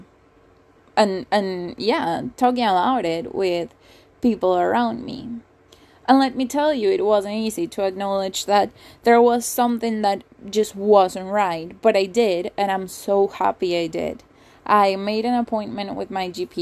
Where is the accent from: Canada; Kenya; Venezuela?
Venezuela; moved away as an adult; also born or lived in England; I was born and raised in Venezuela. I moved to England when I was 19.